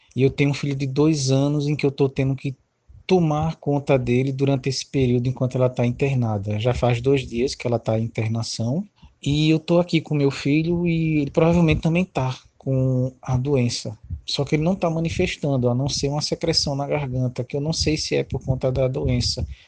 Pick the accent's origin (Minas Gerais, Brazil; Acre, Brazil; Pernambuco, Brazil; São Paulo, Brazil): Pernambuco, Brazil; Recife; now in João Pessoa, Brazil; Na verdade, sou de Recife, moro em João Pessoa